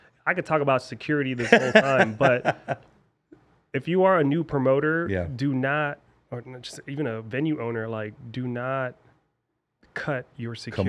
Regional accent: California, United States; So like for me, I grew up in the Bay, so my friends.

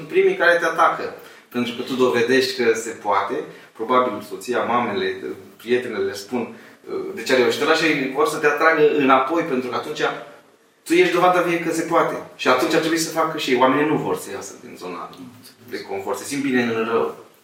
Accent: Moldavia, Romania; sunt un român, un moldovean, sunt căsătorit cu o ardeleancă

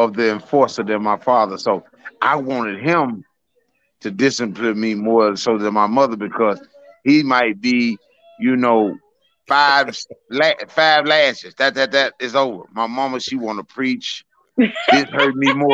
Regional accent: Little Rock, Arkansas, United States; I'm from Little Rock, Arkansas

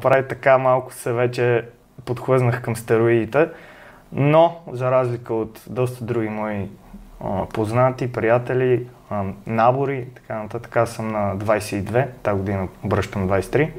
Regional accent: Sofia, Sofia City, Bulgaria; от София съм.

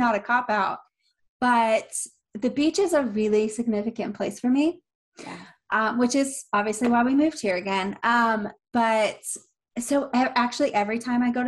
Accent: Atlanta, Georgia, United States; moved away as an adult; I'm from Atlanta, before moving down here

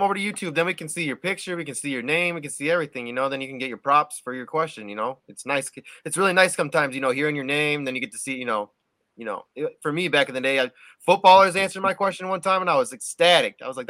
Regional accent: Minnesota, United States; moved away; also born or lived in Washington / South Carolina; I'm from Minnesota, but I used to live in Washington too, so they're like my second favorite team. And I used to live in South Carolina

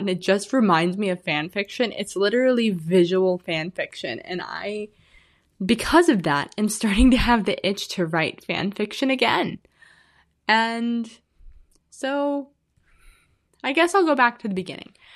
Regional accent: Illinois, United States; now in Arizona, United States; I'm originally from Illinois. I said I was from the Midwest last time. I am from Illinois.

